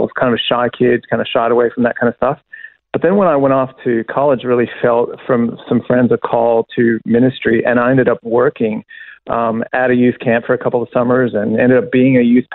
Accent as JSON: {"language": "English", "region": "Kentucky", "country": "United States", "tie": "born or raised there", "also_born_or_lived": "Illinois", "said": "I was born in Illinois, but then grew up in Kentucky"}